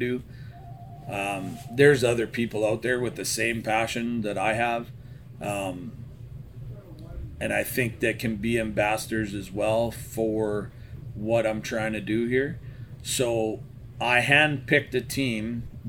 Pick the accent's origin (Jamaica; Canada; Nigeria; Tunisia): Canada; Central Alberta; moved away; I was originally from Central Alberta